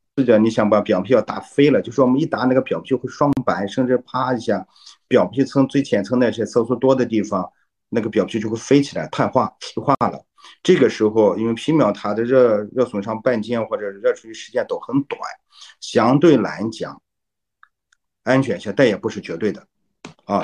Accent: China; 像我们中国人有个好习惯，就是我们会听中医讲来给你调理调理。

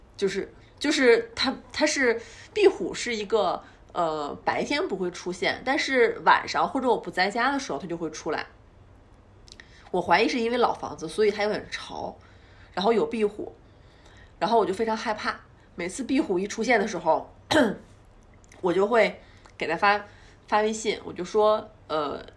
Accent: Northeast China, China; moved away as an adult; also born or lived in Beijing; 虽然我是个东北人

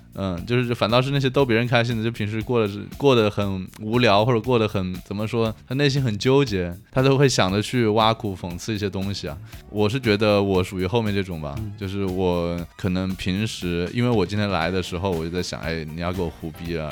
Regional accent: Hunan, China; moved away as an adult; also born or lived in Japan; 我是湖南人嘛

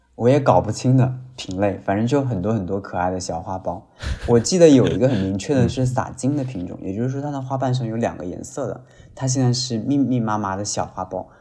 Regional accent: Nanjing, Jiangsu, China; 咱们南京人啊，还是很幸福的，有这么大一座梅花山

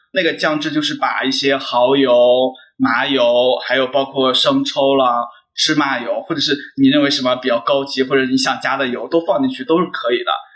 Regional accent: Henan, China; moved away; 因为我来自河南嘛

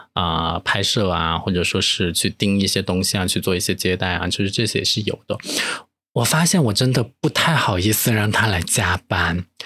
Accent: Chengdu, Sichuan, China; accent: Chengdu dialect; moved away; 我就可以回成都再逛一下了

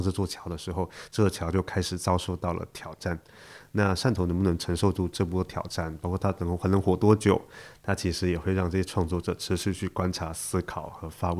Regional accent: Shantou, Guangdong, China; 我是在汕头出生长大

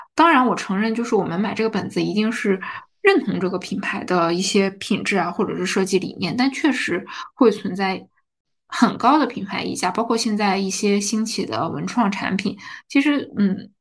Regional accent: Heilongjiang, China; also born or lived in Harbin; now in Shanghai, China; 我们作为黑龙江人，真的非常喜欢我们黑龙江的豆角和茄子

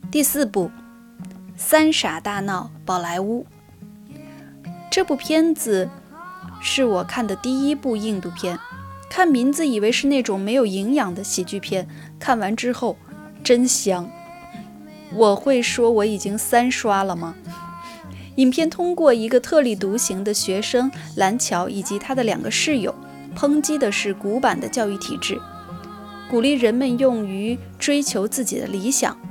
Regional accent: Chongqing, China; now in Beijing, China; 我今年很遗憾不能回我的老家重庆和我的爸妈一起团年了。那今年我还是会待在北京和我的家人在北京一起过年

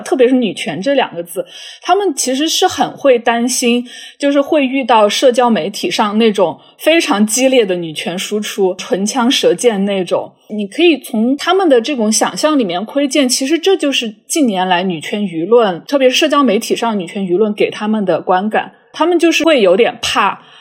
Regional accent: China; now in Canada; 作为华裔移民，女性这种，呃，有多重少数边缘身份的这样的人

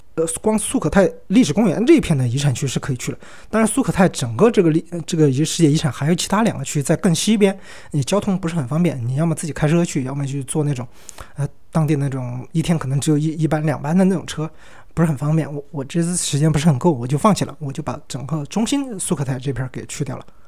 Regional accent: Sichuan, China; 我们四川人啊，对海岛的热爱，这个执念是很深的

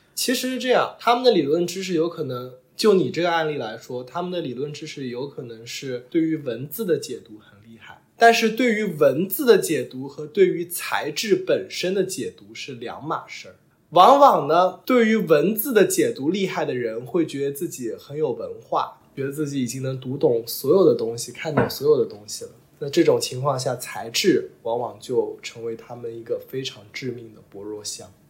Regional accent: Lishui, Zhejiang, China; now in London, United Kingdom; 我老家是浙江丽水沁源县

